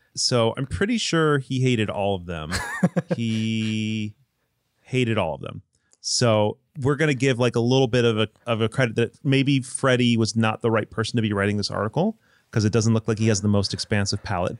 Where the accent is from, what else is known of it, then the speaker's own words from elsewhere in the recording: Michigan, United States; also born or lived in the Southern US; now in Southern United States; I live in the South, but I'm not from the South, I'm from Michigan.